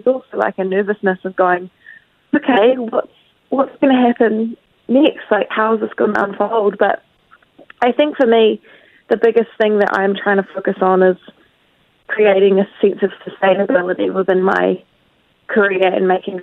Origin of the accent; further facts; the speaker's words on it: New Zealand; also born or lived in Tauranga; I'm obviously from New Zealand and I live in a small town in Tauranga